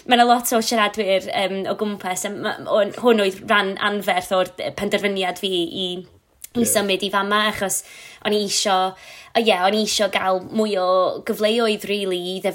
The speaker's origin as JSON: {"language": "Welsh", "area": "Flintshire", "region": "Wales", "country": "United Kingdom", "also_born_or_lived": "Bangor", "second_language": "Welsh", "moved": "as an adult", "lives_now": "Ruthin, United Kingdom", "said": "mae o'n dod o Gynarfon, a dwi'n dod o Sir Flint"}